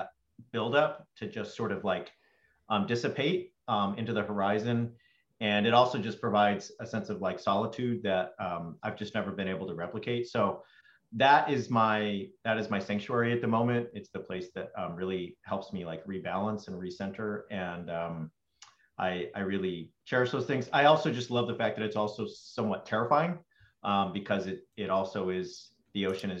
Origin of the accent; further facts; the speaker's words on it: Orange County, California, United States; now in Santa Cruz, United States; I grew up in Orange County in church